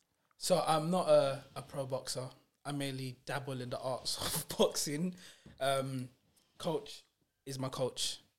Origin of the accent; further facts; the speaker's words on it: London, United Kingdom; So I was born on June the 14th, 1998. That makes me 25 years old. I was born at the Royal London Hospital in Whitechapel. And I lived in Brick Lane pretty much all my life. Went to school in Bethnal Green. Secondary school was in a private school in Shadwell.